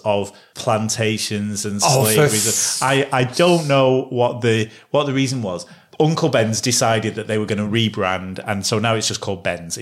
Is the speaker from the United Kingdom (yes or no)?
yes; England, United Kingdom; we're two English white blokes